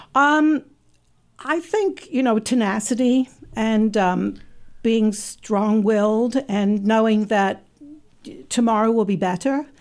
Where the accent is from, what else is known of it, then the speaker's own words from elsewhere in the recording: England, United Kingdom; now in Saint Louis, United States; I was born in England.